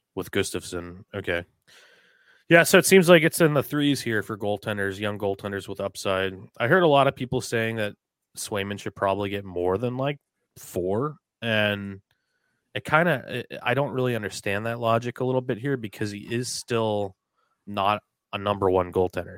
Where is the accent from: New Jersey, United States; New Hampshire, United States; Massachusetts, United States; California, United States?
New Hampshire, United States; I'm from New Hampshire. I've been raised in, I was raised in New Hampshire